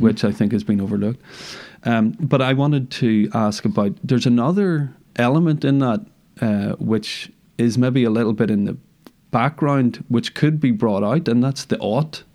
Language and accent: English; Northern Ireland, United Kingdom; I'm from Northern Ireland, grew up here